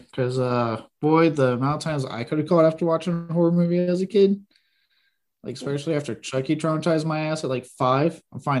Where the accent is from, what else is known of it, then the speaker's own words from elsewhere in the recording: Blanco, Texas, United States; I grew up in Blanco.